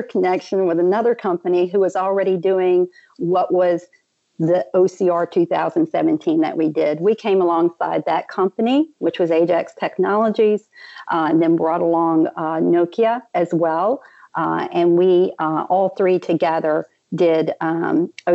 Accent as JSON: {"language": "English", "town": "New Orleans", "region": "Louisiana", "country": "United States", "said": "I'm from the New Orleans area"}